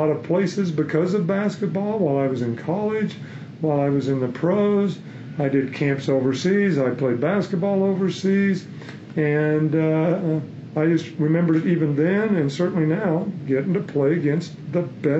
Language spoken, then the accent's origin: English; Oklahoma City, Oklahoma, United States; moved away as an adult; also born or lived in Phoenix; I was a big guy on my team where I grew up in Oklahoma City.